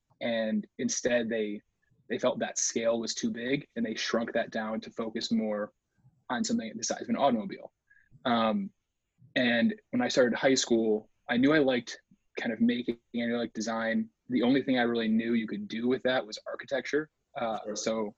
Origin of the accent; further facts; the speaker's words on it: Illinois, United States; Illinois is the answer to all those things. I didn't really do a whole lot as far as like leaving Illinois until college. No, actually midway through college.